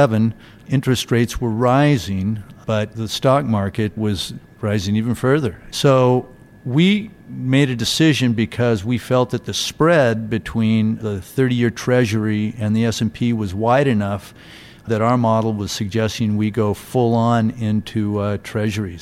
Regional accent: Seattle, Washington, United States; I'm from the Seattle, Washington area

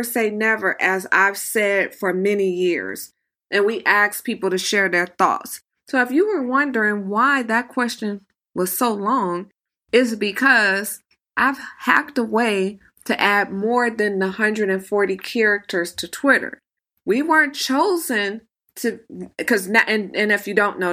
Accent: Los Angeles, California, United States; also born or lived in Bakersfield, Kern County, California; I grew up in Los Angeles, but I also spent a lot of time in Kern

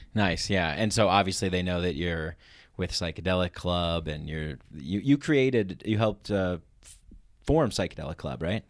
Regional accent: New York, United States; moved away as an adult; now in Denver, United States; I'm from New York.

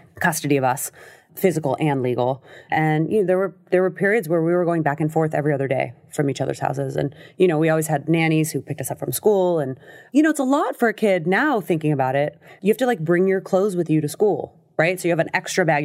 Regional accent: Los Angeles, California, United States; also born or lived in New York / France; I grew up in L

